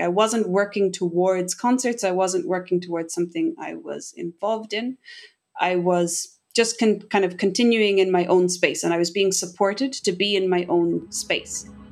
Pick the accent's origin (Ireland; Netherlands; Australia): Ireland; Castlebar, Connacht; moved away as an adult; now in Tokyo, Japan; I grew up in Casa Bar in Mayo